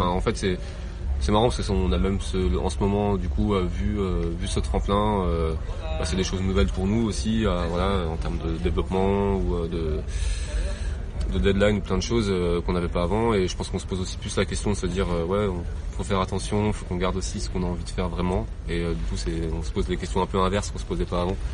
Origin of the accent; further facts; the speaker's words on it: Nancy, Grand Est, France; je viens de Nancy